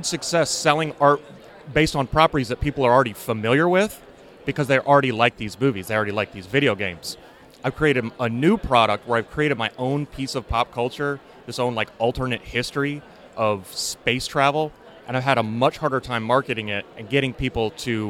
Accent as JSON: {"language": "English", "town": "Nashville", "region": "Tennessee", "country": "United States", "said": "I'm from Nashville, Tennessee."}